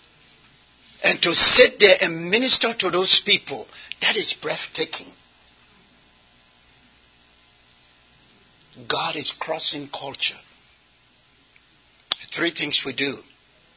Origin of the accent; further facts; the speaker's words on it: Liberia; now in United States; I'm from Liberia